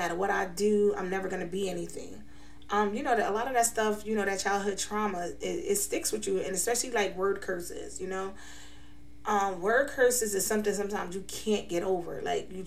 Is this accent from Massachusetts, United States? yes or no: no; New York City, New York, United States; now in Scranton, United States; I was born and raised in New York City. I'm currently residing in Scranton, Pennsylvania.